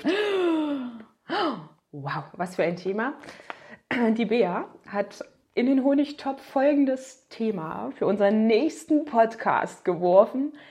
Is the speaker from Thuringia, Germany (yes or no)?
yes; Thuringia, Germany; kommen wir aus Thüringen.